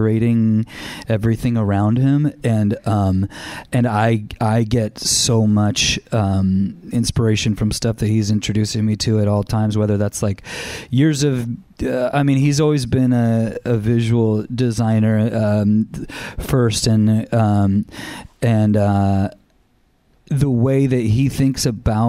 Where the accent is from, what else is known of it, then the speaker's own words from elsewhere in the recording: Anaheim, California, United States; I grew up in Anaheim.